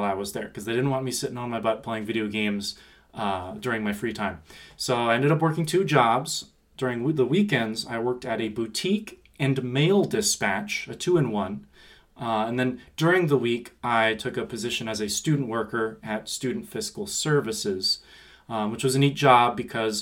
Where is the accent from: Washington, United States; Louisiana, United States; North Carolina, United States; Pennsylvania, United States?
Washington, United States; Seattle; also born or lived in Colorado; born in Colorado, but family moved to Seattle really quick, and I've been in Seattle my whole life